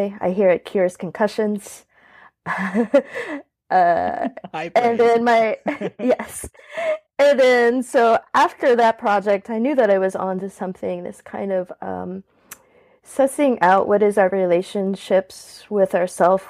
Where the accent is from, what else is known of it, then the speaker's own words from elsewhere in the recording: New Orleans, Louisiana, United States; I was born in 1984 in New Orleans. I'm seventh generation New Orleanian. I come from a pretty spooky background. I grew up in a haunted house in the French Quarter